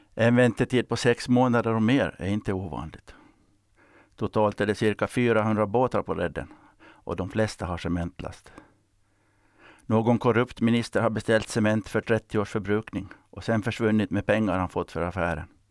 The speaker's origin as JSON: {"language": "Swedish", "country": "Finland", "tie": "born or raised there", "said": "Jag växte upp i Strandnäs, eller om det var Johannebo"}